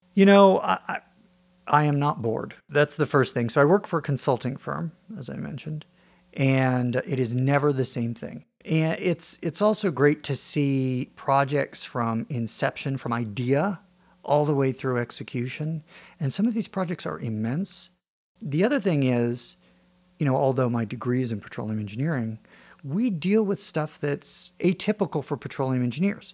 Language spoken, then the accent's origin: English; Wray, Colorado, United States; I grew up in Ray, Colorado, north of town on a farm